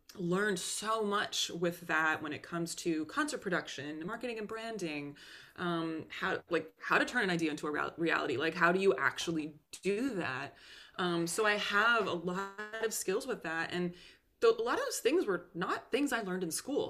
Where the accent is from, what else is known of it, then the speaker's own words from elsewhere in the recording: Concord, Massachusetts, United States; my hometown of Concord, Massachusetts